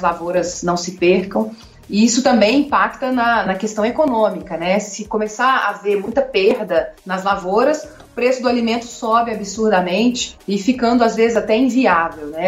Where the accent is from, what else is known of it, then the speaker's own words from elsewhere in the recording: Contagem, Minas Gerais, Brazil; accent: mineiro; moved away as an adult; also born or lived in Belo Horizonte; now in United States; Eu nasci em Belo Horizonte, mas cresci em Contagem